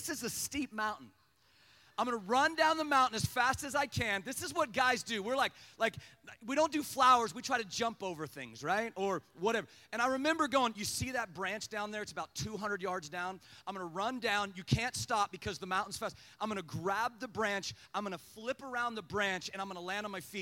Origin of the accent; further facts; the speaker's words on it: Kansas, United States; I was from Kansas